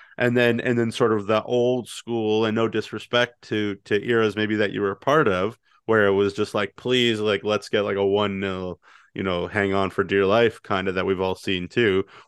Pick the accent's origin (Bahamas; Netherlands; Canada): Canada; No, we are Canadian. This is how we're going to play.